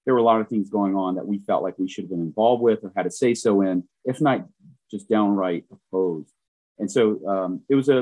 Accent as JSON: {"language": "English", "region": "Southwest Louisiana", "country": "United States", "tie": "born or raised there", "moved": "yes", "lives_now": "Oregon, Wisconsin, United States", "said": "I'm from Southwest Louisiana, really far south."}